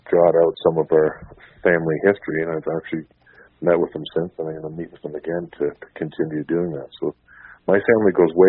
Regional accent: Thunder Bay, Ontario, Canada; now in Toronto, Canada; and then back to Thunder Bay, where I was born. My grandfather I was born in the States, moved to Thunder Bay. I was born there, and we've I've lived in Toronto for 42 years now.

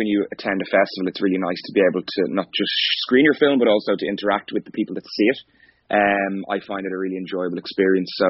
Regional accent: Skerries, Leinster, Ireland; I'm originally from Skerries in North County Dublin. Is where I grew up

